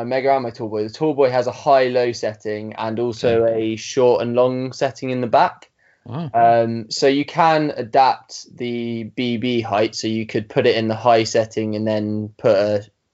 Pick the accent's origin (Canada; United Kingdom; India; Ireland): United Kingdom; Surrey Hills, South East England; I grew up in the Surrey Hills in the southeast of England